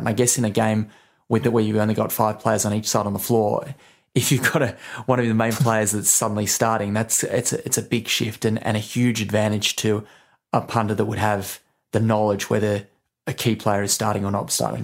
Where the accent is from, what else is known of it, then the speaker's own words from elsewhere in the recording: Australia; now in United Kingdom; I'm from Australia